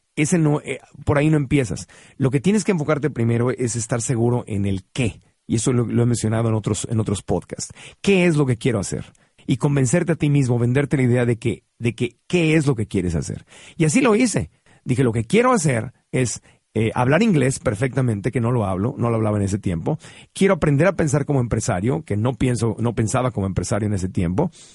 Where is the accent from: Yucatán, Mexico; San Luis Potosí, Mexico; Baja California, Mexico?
Baja California, Mexico; Tijuana; crecí en Tijuana. Y en Tijuana crecí viendo cómo cruzaba la gente